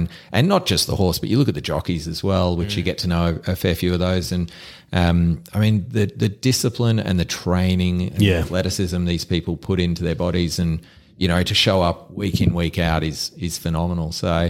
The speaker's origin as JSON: {"language": "English", "region": "Queensland", "country": "Australia", "tie": "born or raised there", "said": "Like I grew up on the Bayside, lots of my mates, we'd go to Doomben or Eagle Farm on the weekend"}